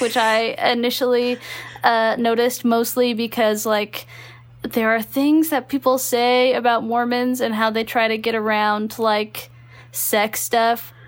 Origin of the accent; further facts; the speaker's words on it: Texas, United States; moved away; also born or lived in Utah; I grew up in Texas